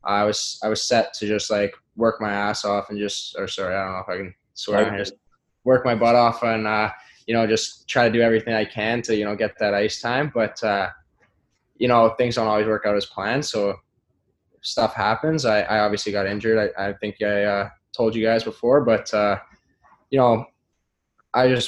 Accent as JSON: {"language": "English", "town": "Sault Ste. Marie", "region": "Ontario", "country": "Canada", "tie": "born or raised there", "moved": "yes", "said": "in my hometown, basically, just across the river. I'm from the Ontario side"}